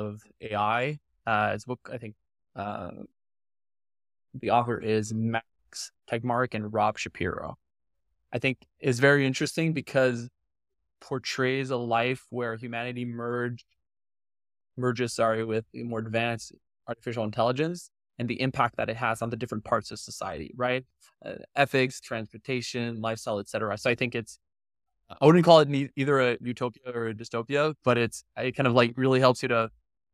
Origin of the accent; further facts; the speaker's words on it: Canada; being Canadian